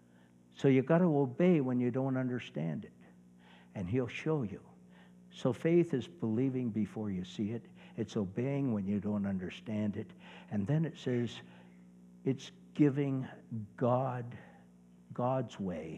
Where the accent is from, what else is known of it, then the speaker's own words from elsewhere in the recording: Brampton, Ontario, Canada; also born or lived in Nova Scotia; now in Georgetown, Canada; Brampton's my hometown